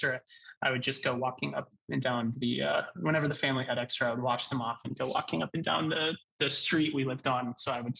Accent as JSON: {"language": "English", "town": "Portland", "region": "Oregon", "country": "United States", "tie": "born or raised there", "said": "I grew up in Portland, Oregon."}